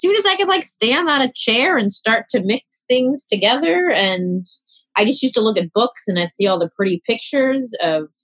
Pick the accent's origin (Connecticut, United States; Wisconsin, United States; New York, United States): New York, United States; New York City; I grew up in Queens, New York.